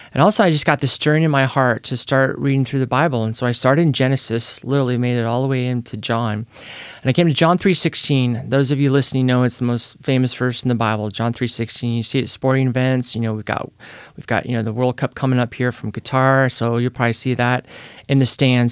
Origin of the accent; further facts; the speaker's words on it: Petaluma, California, United States; now in Salem, United States; I was born in Petaluma, California